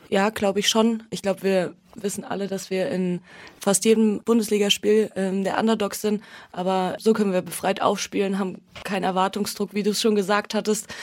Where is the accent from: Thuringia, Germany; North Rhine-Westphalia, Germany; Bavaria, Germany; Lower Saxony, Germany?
Thuringia, Germany; Erfurt; moved away; komme ursprünglich aus Erfurt